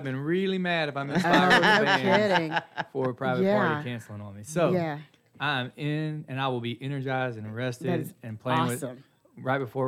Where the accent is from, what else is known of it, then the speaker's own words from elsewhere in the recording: Huntsville, Texas, United States; also born or lived in New Waverly, Texas; I grew up in New Waverly and Huntsville, right in the middle on Possum Walk Road. So I went to school in both.